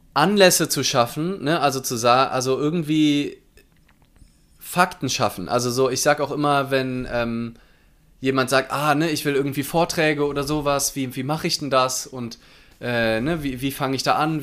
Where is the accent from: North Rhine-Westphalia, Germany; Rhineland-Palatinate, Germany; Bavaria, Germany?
Rhineland-Palatinate, Germany; Mainz; ich aus Mainz bin